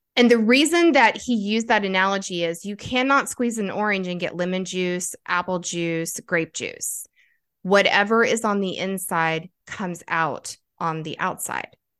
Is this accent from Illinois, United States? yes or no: no; North Carolina, United States; also born or lived in Kentucky; We took off to North Carolina when I was eight years old